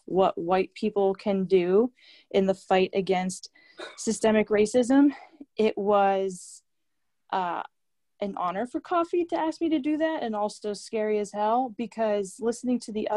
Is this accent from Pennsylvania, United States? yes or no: yes; Vandergrift, Pennsylvania, United States; moved away; I'm back home in Vandergrift, Pennsylvania right now. And in my hometown